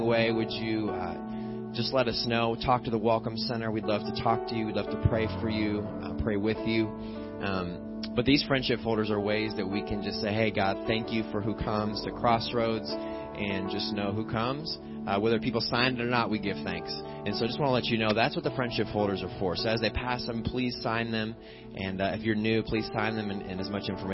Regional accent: Illinois, United States; born or raised there; moved away as an adult; now in Pennsylvania, United States

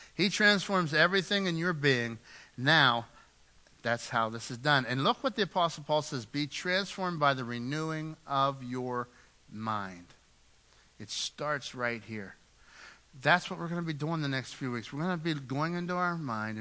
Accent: United States; We're Americans

